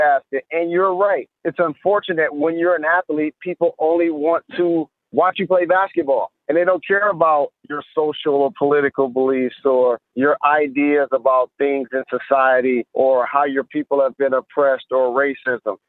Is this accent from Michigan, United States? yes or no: yes; Detroit, Michigan, United States; It's specific to Detroit. That's my hometown